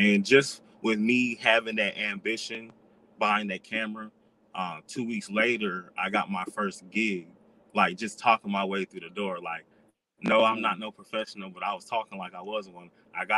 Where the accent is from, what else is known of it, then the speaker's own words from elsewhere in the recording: Florida, United States; also born or lived in South Carolina; I was raised in South Carolina on and off, mm-hmm. but I'm from Florida and I've lived in like 12 different states.